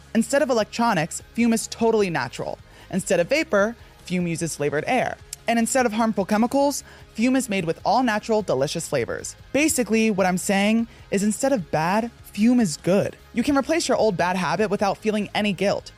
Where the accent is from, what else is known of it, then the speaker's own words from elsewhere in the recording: New Jersey, United States; moved away; growing up in the North